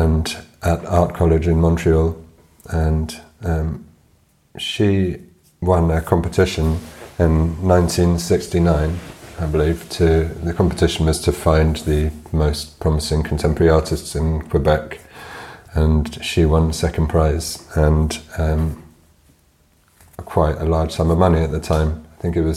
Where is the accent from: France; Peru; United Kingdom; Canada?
United Kingdom; London; moved away as an adult; now in Pembrokeshire, United Kingdom; I grew up in West London